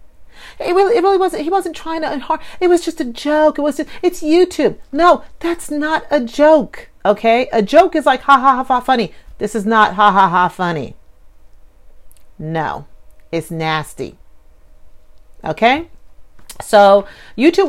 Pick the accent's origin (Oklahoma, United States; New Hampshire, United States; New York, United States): New York, United States; being a New Yorker